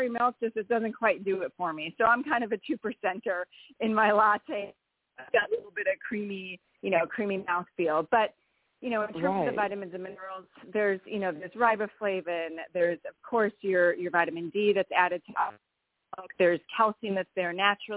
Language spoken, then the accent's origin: English; Wisconsin, United States; I am from Wisconsin